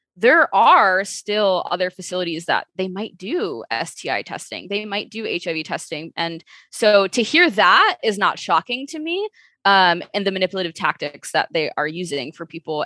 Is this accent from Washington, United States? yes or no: no; Chicago, Illinois, United States; I am from Chicago, born and raised